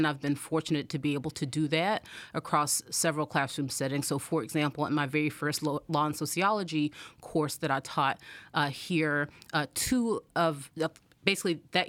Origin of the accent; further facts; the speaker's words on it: Anderson, South Carolina, United States; So I'm from Anderson, South Carolina, which is a small town in South Carolina, and I grew up low income, like we lived in mobile home, and neither of my parents went to college.